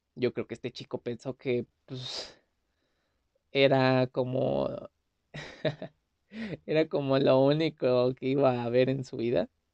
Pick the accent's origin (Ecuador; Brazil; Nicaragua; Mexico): Mexico; soy de México.